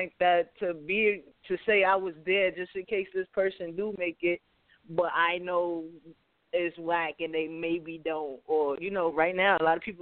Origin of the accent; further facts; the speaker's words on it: New York City, New York, United States; I'm a New Yorker. I'm a Bronx kid